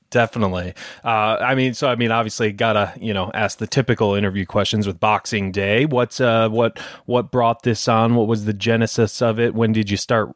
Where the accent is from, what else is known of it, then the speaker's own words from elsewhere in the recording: Detroit, Michigan, United States; moved away; I'm from Detroit originally, and it's right next to Canada